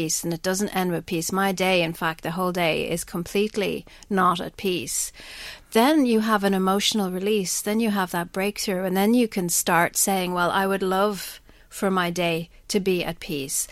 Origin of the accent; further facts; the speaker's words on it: Ireland; we're Irish